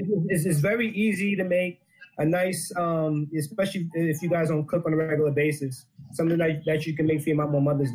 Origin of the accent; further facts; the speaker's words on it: New York, United States; now in Owings Mills, United States; I'm from, originally from New York, but I'm calling in from Owings Mills, Maryland, East Coast.